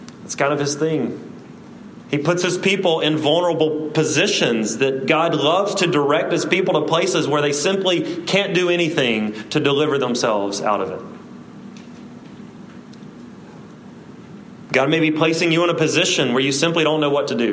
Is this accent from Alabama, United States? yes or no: yes; South Alabama, United States; I say route because I'm from South Alabama